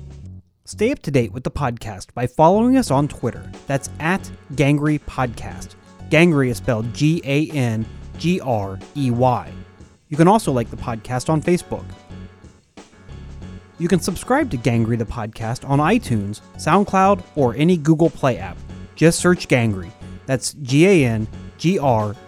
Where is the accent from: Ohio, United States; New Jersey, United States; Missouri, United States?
Ohio, United States; I grew up wearing cowboy boots all the time when I was a kid growing up in Ohio